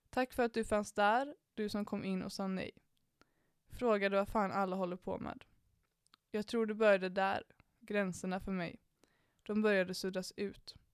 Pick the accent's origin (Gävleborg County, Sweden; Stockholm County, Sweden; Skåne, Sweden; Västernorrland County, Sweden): Stockholm County, Sweden; Danderyd; Jag är uppväxt i Danderyd hängde mycket på Lidingö och Östermalm, runt mycket pengar, mycket arrogans och väldigt lite gränser.